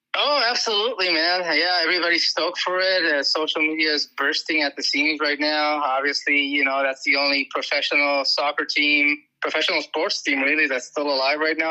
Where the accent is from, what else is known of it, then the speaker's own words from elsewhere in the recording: Tijuana, Baja California, Mexico; moved away as an adult; also born or lived in Mexicali; now in San Diego, United States; I grew up in Mexico, actually. I was born in Mexicali, grew up in TJ.